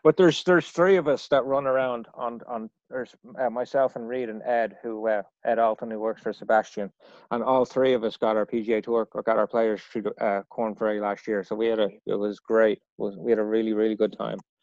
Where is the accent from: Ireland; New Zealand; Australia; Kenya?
Ireland; Dublin, Leinster; moved away; Ricky and I grew up together in Ireland